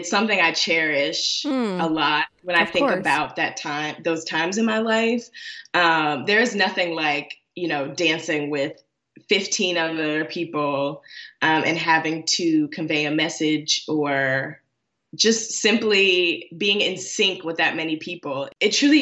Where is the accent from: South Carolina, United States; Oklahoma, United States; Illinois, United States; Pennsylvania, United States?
Illinois, United States; Chicago; now in Washington, D.C., United States; I was born and raised in Chicago and the surrounding suburbs.